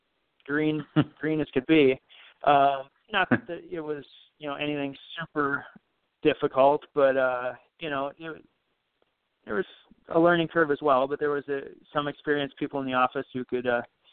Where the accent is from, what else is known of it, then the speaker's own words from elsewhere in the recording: Belle Plaine, Minnesota, United States; moved away as an adult; now in Jordan, United States; I'm from Belle Plaine. Belle Plaine is where my heart is and will always be. But I've lived in Jordan for 14 years